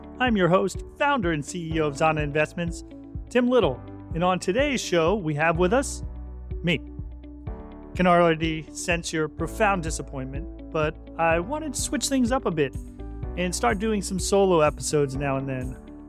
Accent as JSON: {"language": "English", "region": "Connecticut", "country": "United States", "tie": "born or raised there", "also_born_or_lived": "New Jersey / Deltona, Florida", "said": "Going back, way back, I grew up in Connecticut and later New Jersey before finally moving to Deltona, Florida, where I went to high school."}